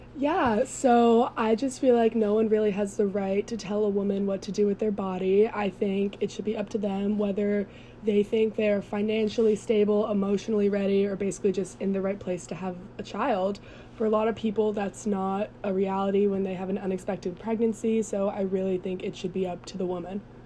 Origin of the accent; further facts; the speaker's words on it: Chevy Chase, Maryland, United States; moved away as an adult; now in South Carolina, United States; I am from Chevy Chase, Maryland